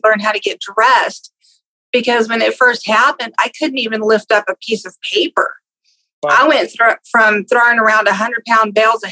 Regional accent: Exeter, California, United States; I grew up in California, a little tiny town called Exeter

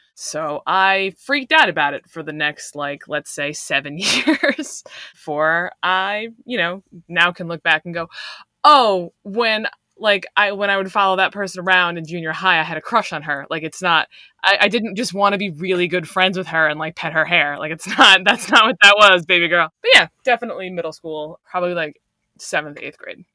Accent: Long Island, New York, United States; I'm from Long Island

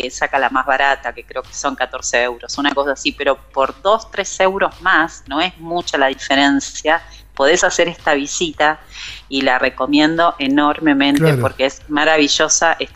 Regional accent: Buenos Aires, Argentina; also born or lived in Salta; yo soy porteña y vine en marzo por 10 días. Eh, y bueno, nunca, nunca más volví, así que acá sigo en Salta.

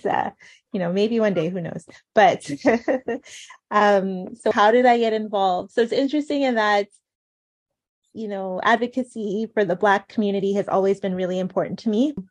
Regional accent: Montreal, Quebec, Canada; now in Ottawa, Canada; when I was growing up in Montreal

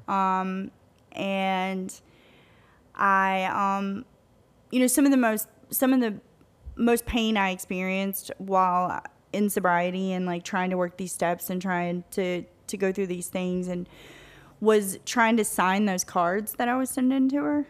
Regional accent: Tennessee, United States; moved away as an adult; also born or lived in Louisiana; we're from Tennessee

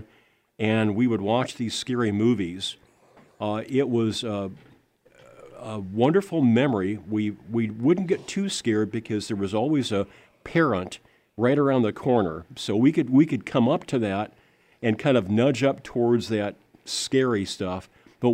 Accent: Lincoln, Nebraska, United States; I grew up in Lincoln, Nebraska

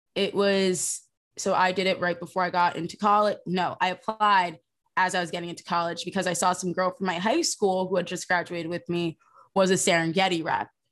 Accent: New Jersey, United States; I'm from South Jersey

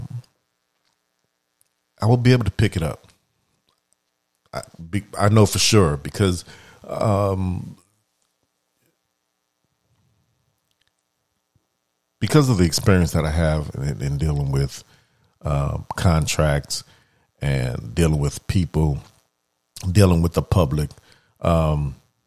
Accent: New Orleans, Louisiana, United States; moved away; I'm from New Orleans. And, you know, I have family members that are still there

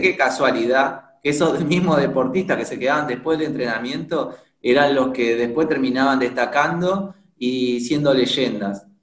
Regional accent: Buenos Aires, Argentina; soy de, Argentina, de Buenos Aires

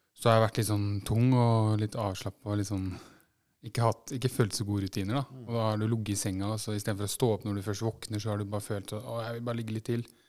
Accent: Fredrikstad, Østfold, Norway; jeg er født i Fredrikstad. Og, og egentlig bodd her nesten hele mitt liv

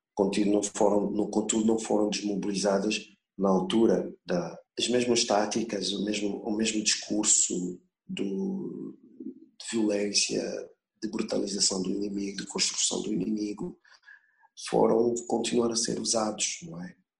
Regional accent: Luanda, Luanda Province, Angola; Eu sou de Luanda, eu me lembro que ao lado do, do prédio em que eu vivia

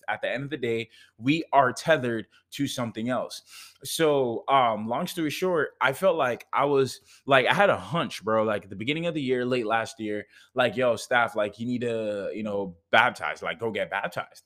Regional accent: Jamaica; I'm from Jamaica

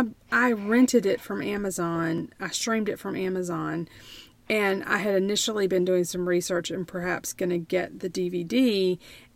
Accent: United States; I'm an American

